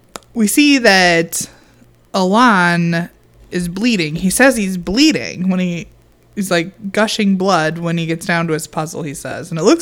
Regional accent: Illinois, United States; I mean, we're from Illinois. We don't live in Chicago.

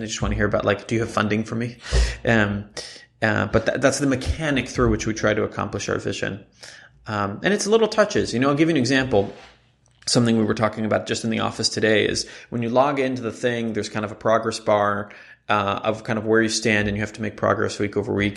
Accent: Jerusalem, Jerusalem District, Israel; moved away as an adult; I grew up in Israel

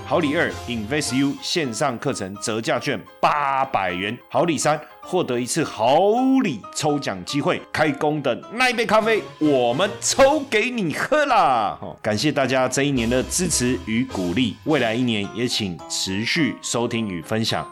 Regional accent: Taipei, Taiwan; 我是道道地地台北人，从小在台北长大出生到现在几十年了

